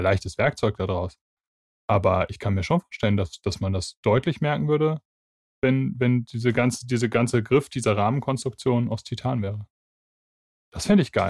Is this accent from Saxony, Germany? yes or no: no; Bavaria, Germany; bei uns in Bayern